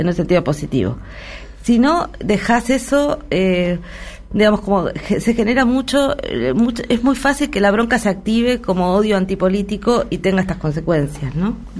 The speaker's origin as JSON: {"language": "Spanish", "country": "Argentina"}